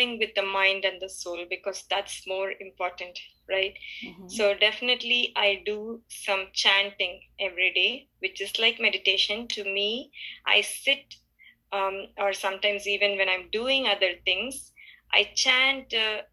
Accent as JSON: {"language": "English", "town": "Chennai", "region": "Tamil Nadu", "country": "India", "tie": "born or raised there", "also_born_or_lived": "Boston, United States", "moved": "as an adult", "lives_now": "United States", "said": "I was born and brought up in Chennai, which is in India."}